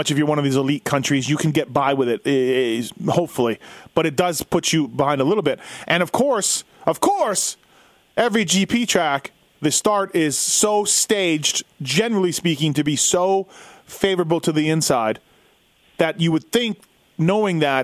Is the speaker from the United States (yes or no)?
no; Canada; as a Canadian